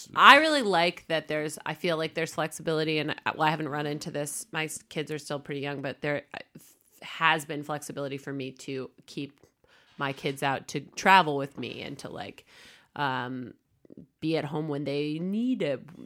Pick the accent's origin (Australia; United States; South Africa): United States; moved away as an adult; now in Denmark; We moved from America to here